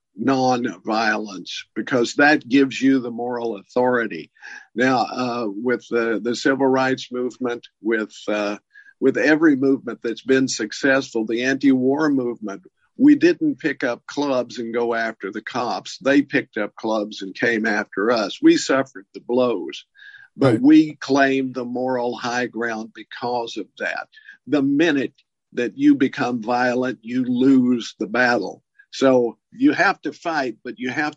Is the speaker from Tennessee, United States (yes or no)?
yes; Tennessee, United States; Tennessee, my home state